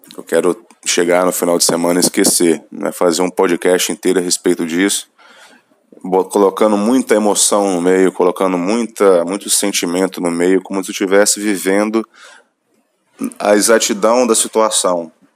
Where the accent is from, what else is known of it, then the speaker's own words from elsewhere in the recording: Minas Gerais, Brazil; eu sou mineiro, então vou usar meu, meus vícios de linguagem